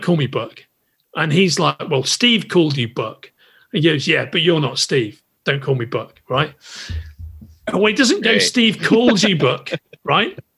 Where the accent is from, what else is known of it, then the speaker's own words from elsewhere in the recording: England, United Kingdom; I'm English.